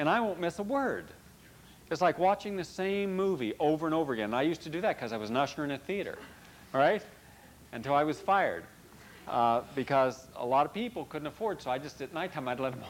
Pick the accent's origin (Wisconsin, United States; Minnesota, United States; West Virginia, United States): West Virginia, United States; moved away; I don't live in West Virginia. I would have been shot had I still lived in West Virginia